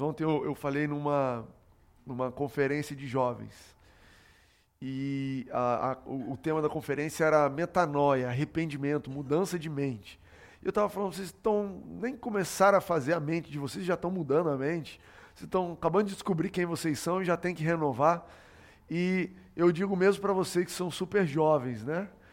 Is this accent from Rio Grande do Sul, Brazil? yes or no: no; São Paulo, Brazil; also born or lived in Goiás / Brasília; quando eu tinha 9 anos de idade, eu me mudei com meu pai para São Paulo. A gente morava em Brasília, eu nasci em Goiás, morei em Brasília e me mudei para São Paulo.